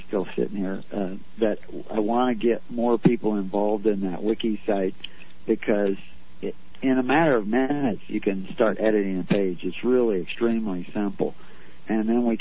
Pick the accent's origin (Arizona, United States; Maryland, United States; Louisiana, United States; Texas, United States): Texas, United States; moved away; I was raised in Texas